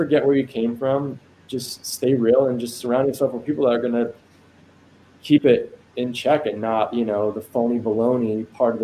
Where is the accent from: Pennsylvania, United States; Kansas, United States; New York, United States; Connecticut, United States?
New York, United States; Long Island; moved away; I grew up in Long Island